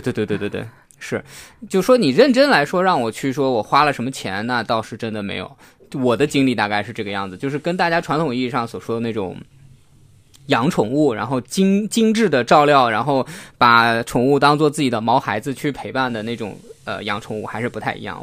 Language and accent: Chinese; China; moved away; 因为我小时候在，呃，内地的一个很小的一个县城长大